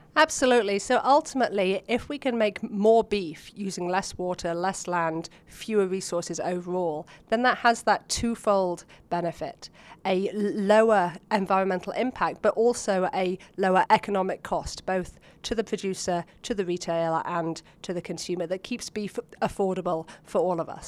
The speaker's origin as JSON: {"language": "English", "town": "Oxford", "region": "South East England", "country": "United Kingdom", "tie": "born or raised there", "moved": "as an adult", "lives_now": "United States", "said": "As you can hear from my accent, I actually grew up back in Oxford, England."}